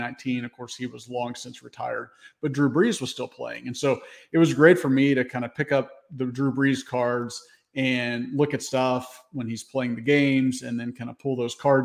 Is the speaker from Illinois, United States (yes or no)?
no; Memphis, Tennessee, United States; when I was growing up in the Memphis area